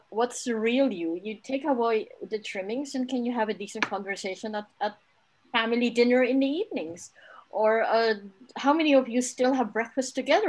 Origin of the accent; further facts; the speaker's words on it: Kenya; moved away; I grew up in Kenya where I ran around with children in the compound around trees.